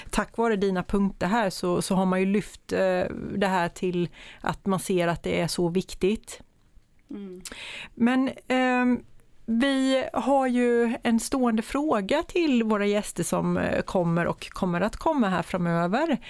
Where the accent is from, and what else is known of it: Värnamo, Jönköping County, Sweden